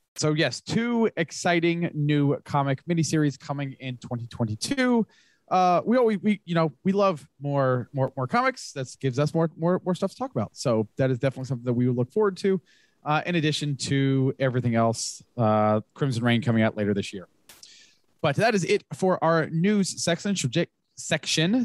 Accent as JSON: {"language": "English", "region": "Florida", "country": "United States", "tie": "born or raised there", "said": "Growing up in Florida before the time of the Rays"}